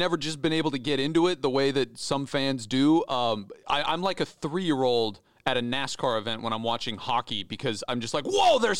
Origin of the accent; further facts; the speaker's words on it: Idaho, United States; moved away; A small town in Idaho.